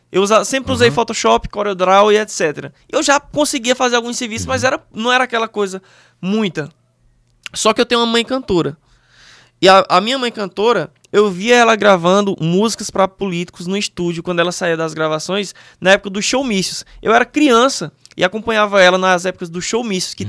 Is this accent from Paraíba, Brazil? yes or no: yes; Monteiro, Paraíba, Brazil; eu sou do interior da Paraíba, Monteiro, uma cidadezinha pequena. Uhum. Como se não bastasse isso, até os meus 15 anos de idade, eu morei num sítio